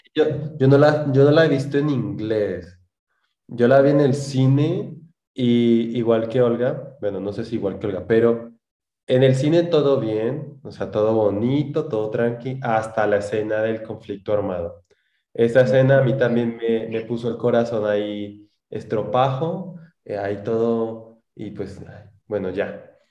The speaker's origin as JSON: {"language": "Spanish", "region": "Huila", "country": "Colombia", "accent": "opita", "moved": "as an adult", "lives_now": "Mexico City, Mexico", "said": "Yo, yo soy del Huila, a nosotros nos dicen opitas"}